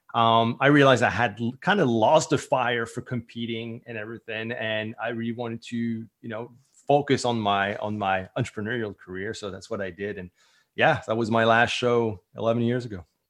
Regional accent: St. Pierre & Miquelon; first language French; English is a second language; also born or lived in Southern New Brunswick, Canada; now in Acadian Peninsula, New Brunswick, Canada; I was born on the French island on the south coast of Newfoundland

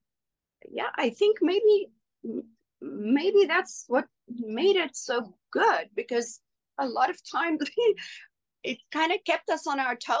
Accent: South Africa; first language Afrikaans; English is a second language; moved away as an adult; coming from South Africa, working in a second language. Afrikaans is my first language

